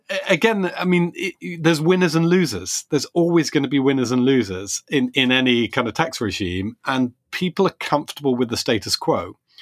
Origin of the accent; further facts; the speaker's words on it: United Kingdom; As a Brit